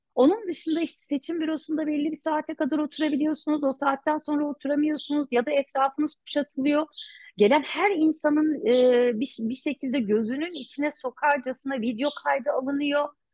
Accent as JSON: {"language": "Turkish", "town": "Cizre", "region": "Şırnak Province", "country": "Turkey", "tie": "born or raised there", "said": "Cizre'liyim. Çocukluğum buralarda geçti tabii. İlk gençliğim de öyle. İlkokul, ortaokul, lise yıllarım burada geçti"}